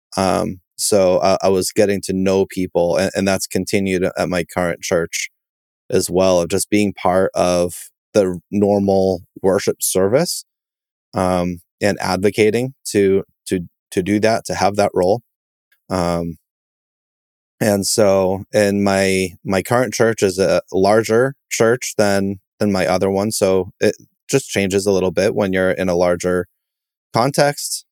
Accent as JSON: {"language": "English", "region": "Massachusetts", "country": "United States", "said": "I'm from Massachusetts. Um, that's where I still live and, and serve"}